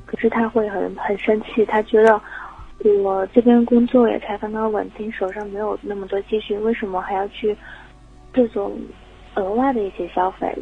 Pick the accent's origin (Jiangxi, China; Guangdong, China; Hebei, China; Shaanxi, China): Jiangxi, China; moved away as an adult; now in Hangzhou, China; 我是江西人